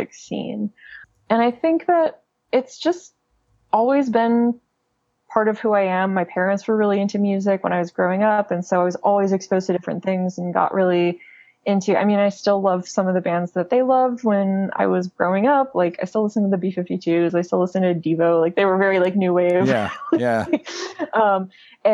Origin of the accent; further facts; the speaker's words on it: Kentucky, United States; also born or lived in New York; now in Los Angeles, United States; I'm from Kentucky originally